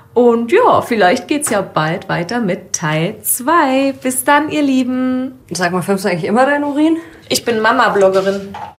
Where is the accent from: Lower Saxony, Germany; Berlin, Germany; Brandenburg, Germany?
Berlin, Germany; accent: Berliner Dialekt; meinen Berliner Dialekt